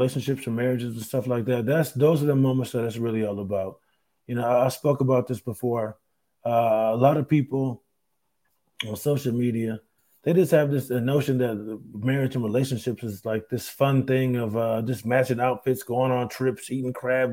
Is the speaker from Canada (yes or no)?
no; Rochester, New York, United States; moved away; up there in my hometown at the Carlson